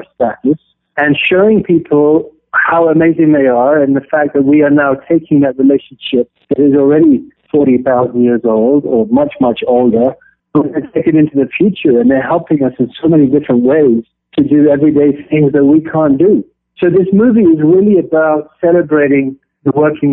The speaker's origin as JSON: {"language": "English", "country": "Kenya", "tie": "born or raised there", "said": "I grew up in Kenya and East Africa on a wildlife sanctuary"}